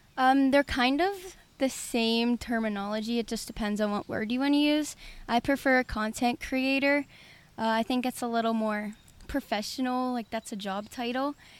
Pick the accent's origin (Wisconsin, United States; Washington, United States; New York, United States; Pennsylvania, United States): Pennsylvania, United States; Pittsburgh; I grew up in Pittsburgh, lived here my whole life